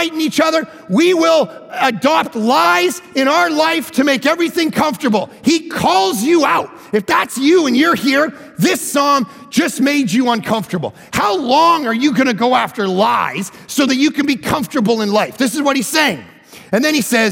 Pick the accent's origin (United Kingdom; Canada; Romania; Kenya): Canada; I'm from Canada.